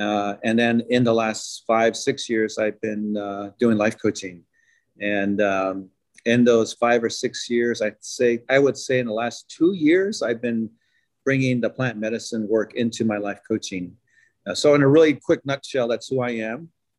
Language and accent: English; Navajo Nation, United States; moved away as an adult; come from the Navajo traditions. I grew up in the Navajo reservation. And being there, I left like around 18 to pursue my academic and professional career off the reservation.